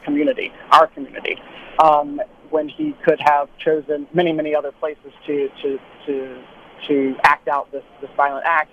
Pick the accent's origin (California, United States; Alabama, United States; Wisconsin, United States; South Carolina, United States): South Carolina, United States; I grew up in the South. I grew up in South Carolina